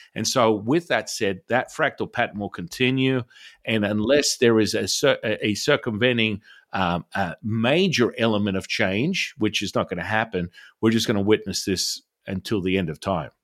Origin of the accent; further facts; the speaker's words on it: Australia; moved away; I'm originally from Australia